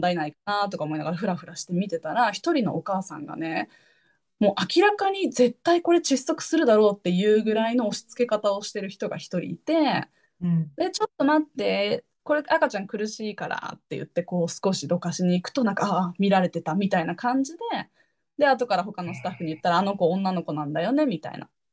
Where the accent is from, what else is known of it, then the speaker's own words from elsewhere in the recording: Japan; moved away as an adult; 日本で生まれ育った